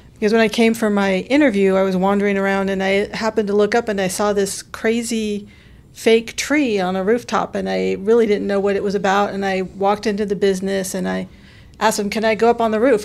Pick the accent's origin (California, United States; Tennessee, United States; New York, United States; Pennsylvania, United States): California, United States; Sacramento; now in Knoxville, United States; I'm originally from Sacramento